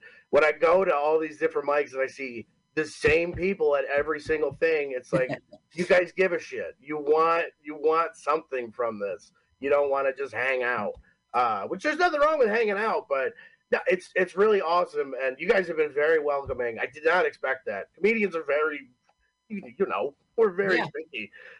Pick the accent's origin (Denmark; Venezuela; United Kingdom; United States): United States; Homer, New York; now in Cortland, United States; so technically I'm from Homer, New York, live in Cortland, New York, which is like 45 minutes south of Syracuse